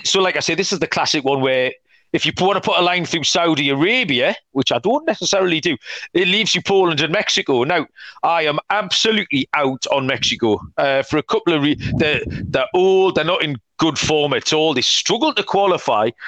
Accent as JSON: {"language": "English", "region": "England", "country": "United Kingdom", "said": "we're both English"}